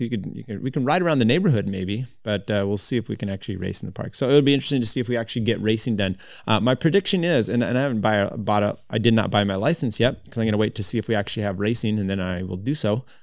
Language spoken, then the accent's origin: English; United States; as American cyclists